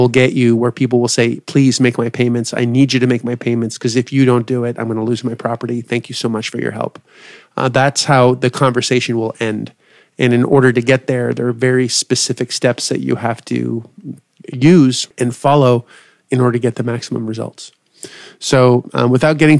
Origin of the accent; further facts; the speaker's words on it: Canada; I'm Canadian.